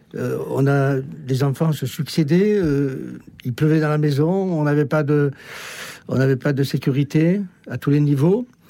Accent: Marseille, Provence-Alpes-Côte d'Azur, France; je suis né à Marseille, ça s'entend un peu peut-être

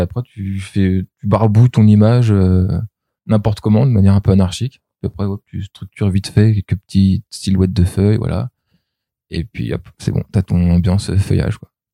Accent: Germany; moved away; j'ai grandi en Allemagne

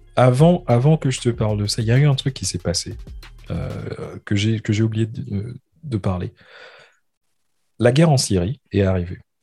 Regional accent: France; now in London, United Kingdom; je suis français

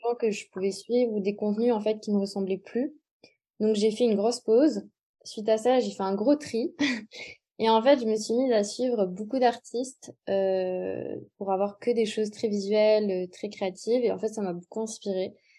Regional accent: Montpellier, Occitania, France; je suis originaire de Montpellier

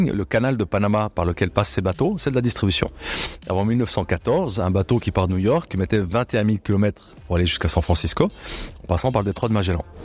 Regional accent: La Chaux-de-Fonds, Neuchâtel, Switzerland; Je suis né à Chaux-de-Fonds euh, d'un père journaliste, patron de presse de la Chaux-de-Fonds

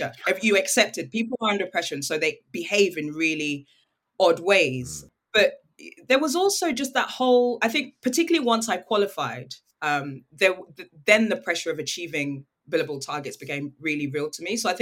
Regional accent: United Kingdom; also born or lived in Nigeria; I'm British and I'm Nigerian

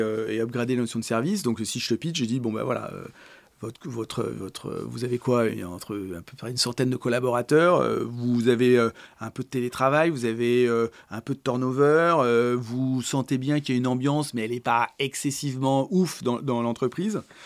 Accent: Paris, Île-de-France, France; also born or lived in Boulogne-Billancourt; je suis parisien. Alors, je suis né à Boulogne-Billancourt. Euh, j'ai grandi à Paris, puis en très proche banlieue parisienne

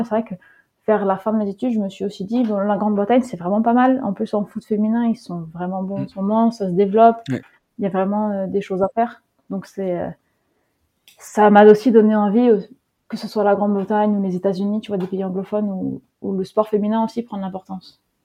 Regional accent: Netherlands; moved away as an adult; also born or lived in Groningen, Netherlands / Lyon, France; je suis née aux Pays-Bas

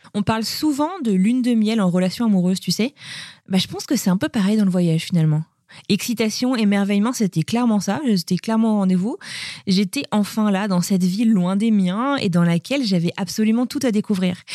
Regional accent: France; now in United States; comme nous en France

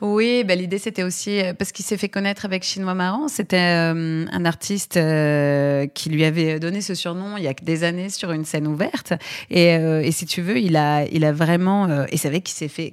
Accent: Aix-en-Provence, Provence-Alpes-Côte d'Azur, France; moved away as an adult; now in Paris, France; je viens d'Aix-en-Provence petite ville du Sud euh, très charmante.

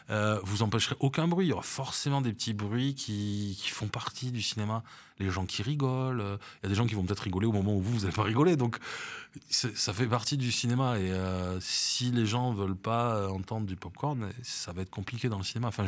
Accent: Paris, Île-de-France, France; born there; also born or lived in Bordeaux; now in Nice, France; je suis parisien de cœur et ça on me l'enlèvera jamais parce que je suis né là-bas et que, voilà. je suis bordelais aussi parce que j'y ai vécu quand même presque 40 ans

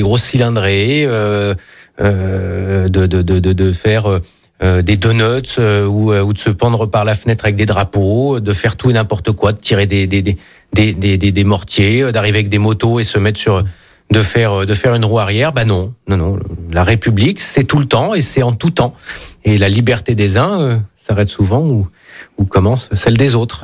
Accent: Ain, Auvergne-Rhône-Alpes, France; moved away; je suis originaire de l'Ain

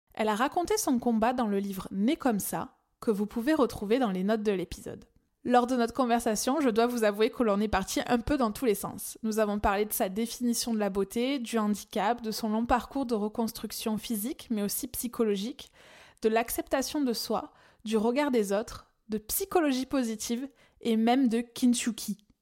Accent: France; accent: accent chantant (sing-song accent)

